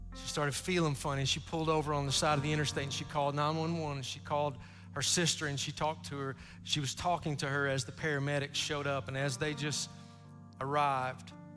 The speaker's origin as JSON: {"language": "English", "town": "Sassafras", "region": "Kentucky", "country": "United States", "tie": "born or raised there", "also_born_or_lived": "Morehead, Kentucky", "moved": "yes", "said": "I grew up in Sassafras, Kentucky, and I grew up poor, y'all"}